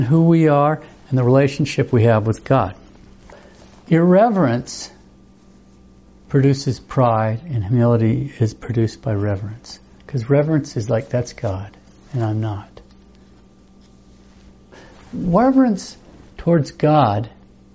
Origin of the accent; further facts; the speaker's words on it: United States; just as an American